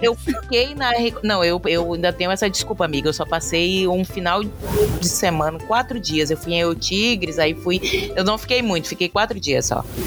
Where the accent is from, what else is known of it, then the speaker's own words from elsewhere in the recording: Brazil; eu sou brasileira